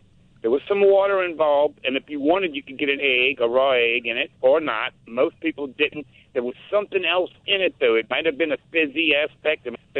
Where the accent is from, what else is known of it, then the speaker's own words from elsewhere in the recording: Metairie, Louisiana, United States; growing up in Metairie and Lakeview area